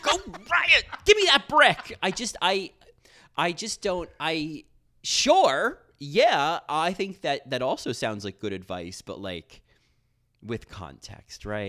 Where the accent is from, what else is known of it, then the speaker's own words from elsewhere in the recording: United States; as an American